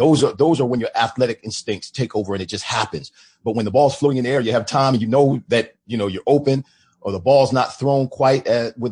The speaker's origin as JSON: {"language": "English", "region": "New Jersey", "country": "United States", "also_born_or_lived": "Florida", "moved": "as an adult", "said": "back home where I'm from"}